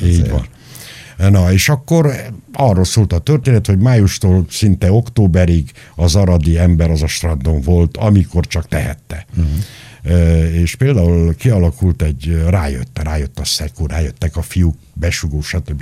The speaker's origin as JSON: {"language": "Hungarian", "town": "Nagyzerind", "region": "Arad County", "country": "Romania", "tie": "born or raised there", "also_born_or_lived": "Chișineu-Criș", "moved": "yes", "said": "Nagy Zerinden, ahol én születtem, pontosabban szóval Kisenőbe születtem, a kórházba, de Nagy éltem 12 éven át"}